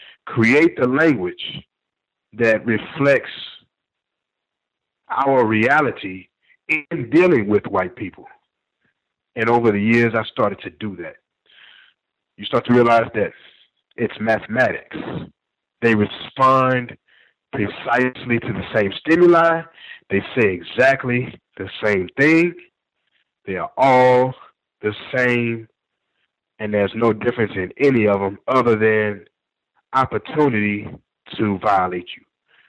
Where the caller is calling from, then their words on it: Texas, United States; I'm a caller from Texas.